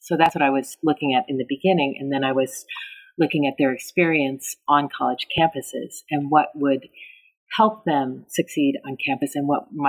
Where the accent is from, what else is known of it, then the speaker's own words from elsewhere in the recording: California, United States; But I spent most of my time growing up in the North Bay, in the Bay Area, in Northern California.